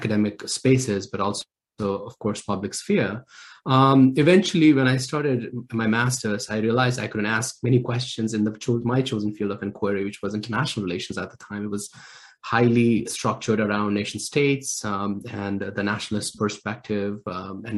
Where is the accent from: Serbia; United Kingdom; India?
India; Anantnag, Jammu and Kashmir; I grew up in South Kashmir in a place called Islamabad.